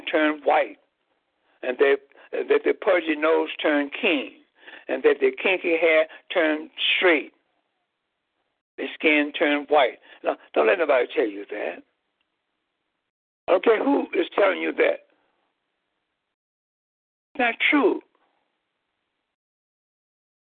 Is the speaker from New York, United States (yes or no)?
no; Chicago, Illinois, United States; in the geographical land area of Chicago, Illinois